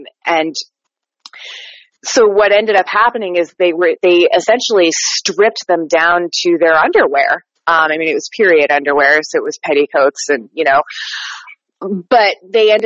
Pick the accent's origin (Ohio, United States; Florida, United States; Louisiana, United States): Florida, United States; Panama City; I am from the Florida Panhandle, Panama City, Florida